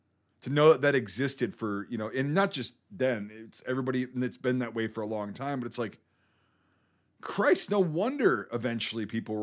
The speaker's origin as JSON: {"language": "English", "country": "United States", "said": "I'm an American."}